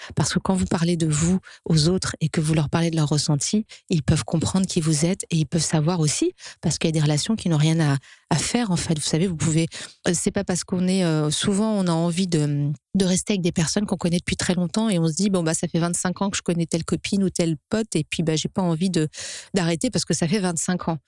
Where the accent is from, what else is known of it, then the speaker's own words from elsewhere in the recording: France; en tant que Français